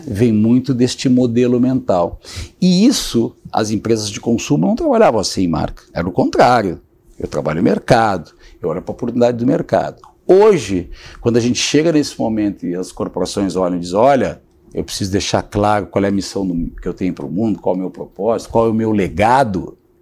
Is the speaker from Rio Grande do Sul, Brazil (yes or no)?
yes; Rio Grande do Sul, Brazil; sou gaúcho